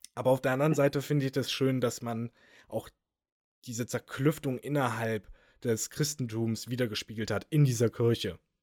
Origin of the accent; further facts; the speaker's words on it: Germany; als Deutscher, als Europäer